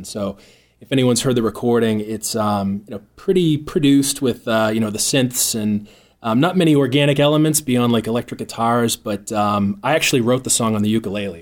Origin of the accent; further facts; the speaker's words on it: North Shore, Boston, Massachusetts, United States; I'm a proud Bostonian, born and raised in the North Shore